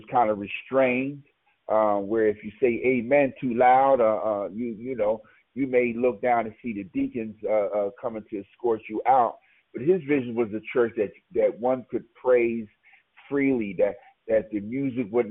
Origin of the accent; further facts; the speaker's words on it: New York City, New York, United States; born and raised in Brooklyn, NYC